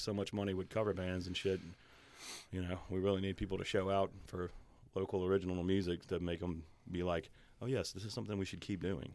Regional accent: Denham Springs, Louisiana, United States; Louisiana. Born and bred. I was actually born in Denham.

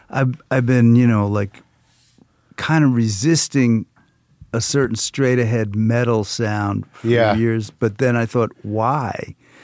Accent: South Orange, New Jersey, United States; moved away; also born or lived in Newark; I am from New Jersey. I was born in Newark.

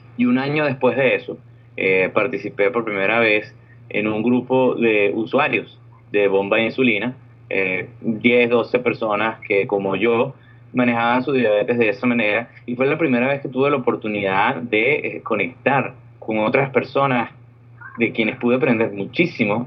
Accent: Venezuela; moved away as an adult; also born or lived in Orlando, United States; now in California, United States; yo vengo de Venezuela, yo soy un ingeniero electricista de Venezuela

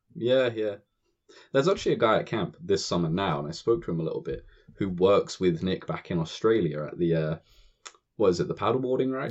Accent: United Kingdom

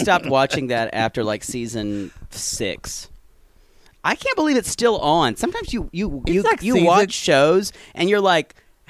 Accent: the South, United States; Well, in the South

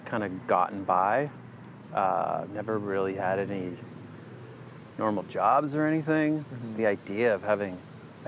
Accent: Winnipeg, Manitoba, Canada; now in Vancouver, Canada; I grew up in Winnipeg

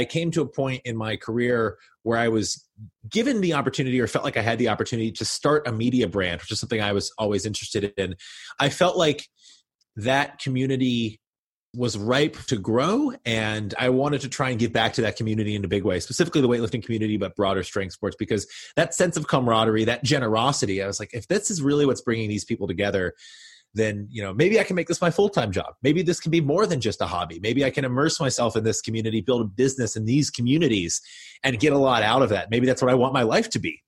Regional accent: Kentucky, United States; moved away; also born or lived in Boston; I was this kid from Kentucky who was going to school there

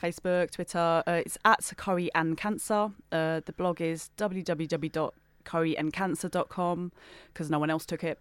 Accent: Gravesend, South East England, United Kingdom; I'm from Gravesend in Kent

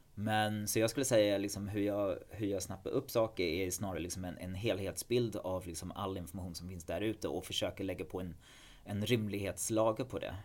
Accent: England, United Kingdom; Swedish is a second language; moved away as an adult; now in Sweden; i England, i alla fall där jag kommer ifrån

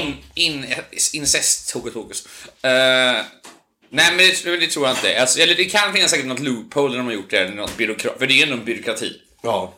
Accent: Onsala, Halland County, Sweden; När jag växte upp på Onsala

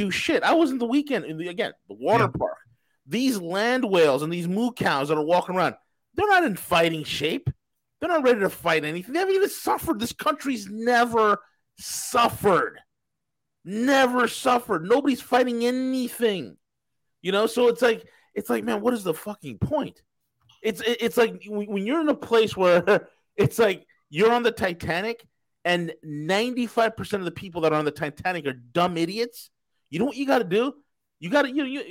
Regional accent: New York, United States; moved away; I'm from New York

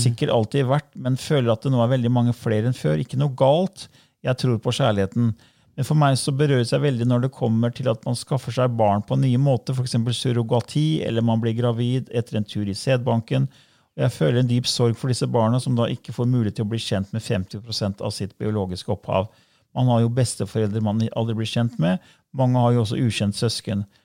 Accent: Norway; du og jeg ble født her i Norge

